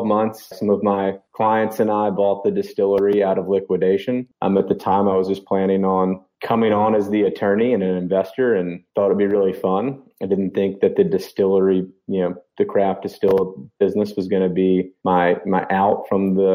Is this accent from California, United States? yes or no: no; Memphis, Tennessee, United States; also born or lived in Virginia / Mississippi; born and raised in Memphis